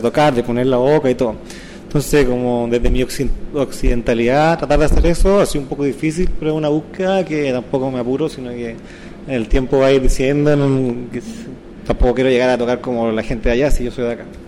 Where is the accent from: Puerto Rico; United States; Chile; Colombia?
Chile; Osorno, Los Lagos; soy Osornina